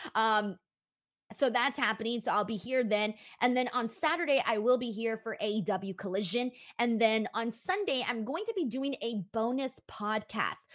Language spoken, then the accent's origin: English; Los Angeles, California, United States; I was born in Los Angeles